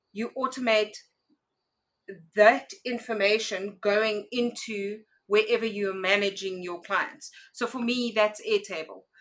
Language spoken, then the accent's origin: English; South Africa; I am a South African entrepreneur